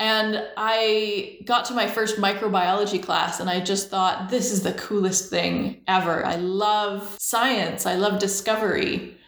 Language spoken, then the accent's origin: English; Langley, British Columbia, Canada; also born or lived in Shaunavon, Saskatchewan; I was born in Shaunavon, Saskatchewan. My dad was a police officer, and with the RCMP, you move around a lot. So we moved every 2 to 5 years the whole time I was growing up. We moved to BC when I was 5 to Langley, BC